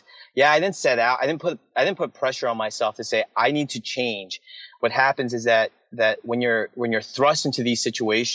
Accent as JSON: {"language": "English", "country": "United States", "said": "people who look at me as an American"}